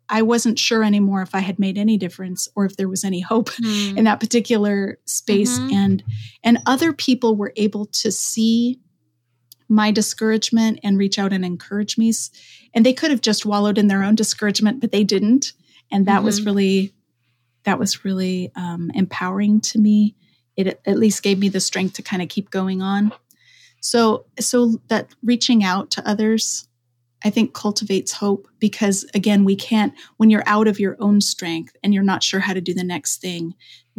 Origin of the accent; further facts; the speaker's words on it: Denver, Colorado, United States; moved away as an adult; also born or lived in Oregon; I'm from Denver, and Columbine was just a few miles from my neighborhood growing up